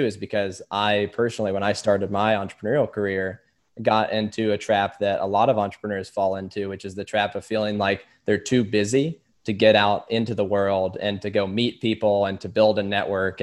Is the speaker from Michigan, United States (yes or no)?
no; Louisville, Kentucky, United States; also born or lived in Lexington, Kentucky / Austin, Texas; I'm from Louisville. I lived most of my life here